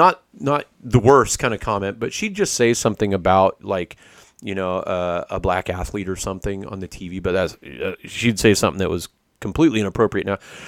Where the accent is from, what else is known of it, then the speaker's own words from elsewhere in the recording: Idaho, United States; Well, I grew up in Idaho.